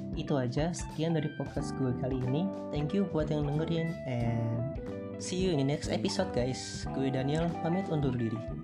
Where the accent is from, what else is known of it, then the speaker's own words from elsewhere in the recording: Pringsewu, Lampung, Indonesia; Asal gue dari Lampung, tepatnya Pringsewu, Kecamatan Sukarjo